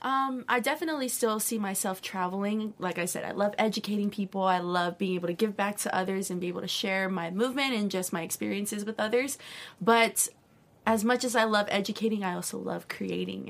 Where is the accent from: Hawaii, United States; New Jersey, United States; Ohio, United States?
Hawaii, United States; growing up in Hawaii, it's such a small island